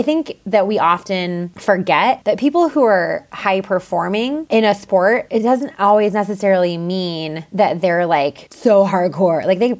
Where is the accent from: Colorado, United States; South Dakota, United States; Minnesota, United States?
Colorado, United States; Boulder; I'm from Boulder. Everything's very competitive.